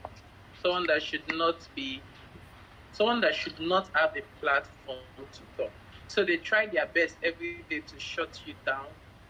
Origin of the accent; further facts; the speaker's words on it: Lagos, Nigeria; I'm from Lagos, Nigeria. Yes, Lagos is a very big state in Nigeria, and it was the former capital of the country. So I was born and bred here